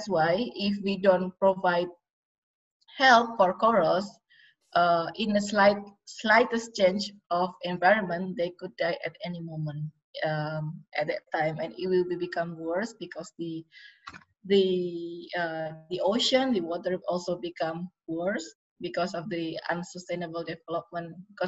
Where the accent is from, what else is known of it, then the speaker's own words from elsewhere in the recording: Yogyakarta, Special Region of Yogyakarta, Indonesia; my hometown in Jogja